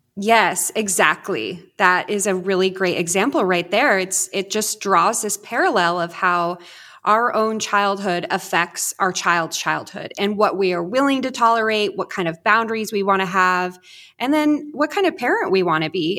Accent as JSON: {"language": "English", "area": "Orange County", "region": "Southern California", "country": "United States", "tie": "born or raised there", "moved": "as an adult", "lives_now": "Northern Idaho, United States", "said": "I grew up in Southern California in Orange County, and a f, about three and a half years ago, moved to Northern Idaho"}